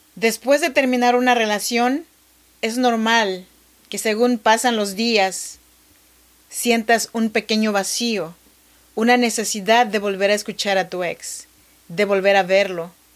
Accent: Chinantec region, Oaxaca, Mexico; now in Sacramento, United States; Yo soy mexicana, oaxaqueña, de la región chinanteca.

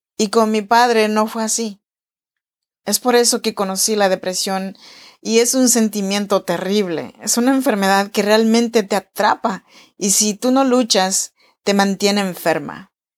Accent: Oaxaca, Mexico; moved away as an adult; now in Sacramento, United States; yo soy nacida en Oaxaca, México

